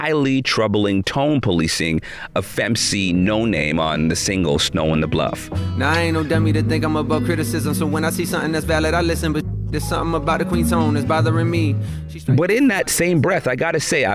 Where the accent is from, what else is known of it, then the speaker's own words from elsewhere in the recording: Toronto, Ontario, Canada; my hometown of Toronto